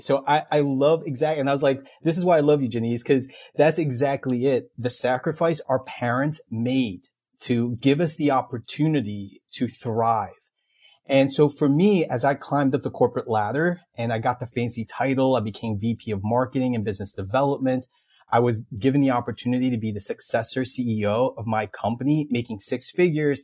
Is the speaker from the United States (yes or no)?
yes; Elizabeth, New Jersey, United States; I grew up in Elizabeth, New Jersey